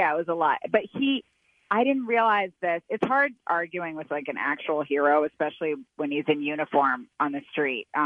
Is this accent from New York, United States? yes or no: yes; Brooklyn, New York, United States; I'm from Brooklyn proper